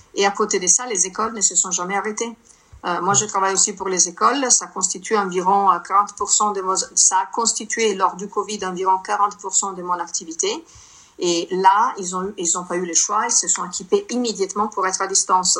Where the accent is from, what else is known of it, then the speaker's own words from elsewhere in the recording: Milan, Lombardy, Italy; French is a second language; moved away as an adult; now in France; je suis née en Italie, je suis née à Milan, je suis arrivée en France en 2007